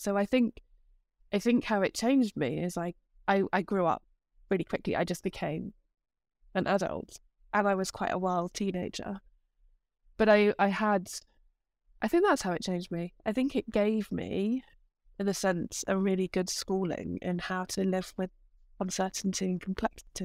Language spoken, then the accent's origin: English; United Kingdom; moved away as an adult; now in Amsterdam, Netherlands; I am a Brit who lives in Amsterdam.